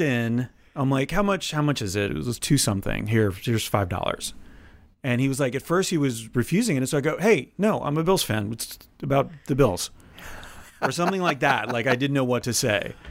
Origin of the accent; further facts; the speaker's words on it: Florida, United States; born or raised there